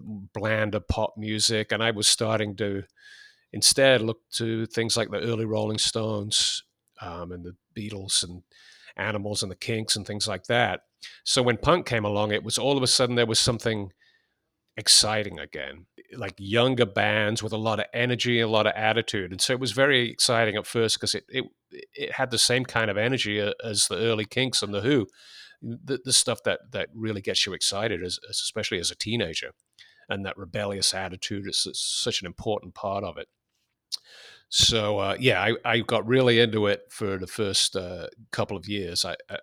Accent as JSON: {"language": "English", "region": "England", "country": "United Kingdom", "tie": "born or raised there", "said": "I was born in 1962. So when punk broke in England in 76, I was 14 years old. And I think anyone growing up in England at that time felt that the music had gotten a bit stale."}